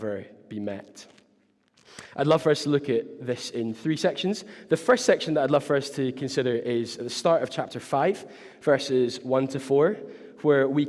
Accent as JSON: {"language": "English", "town": "Glasgow", "region": "Scotland", "country": "United Kingdom", "said": "I was from Glasgow"}